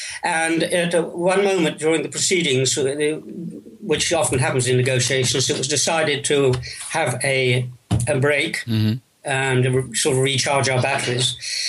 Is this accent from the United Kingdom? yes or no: yes; England, United Kingdom; But in my case, it's fairly simple to start with. I am English.